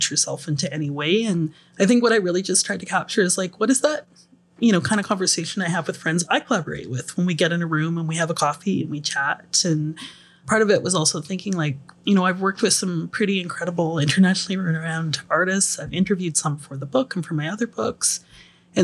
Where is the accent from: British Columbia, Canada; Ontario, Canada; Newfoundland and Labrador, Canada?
British Columbia, Canada; Vancouver Island; I'm from Vancouver Island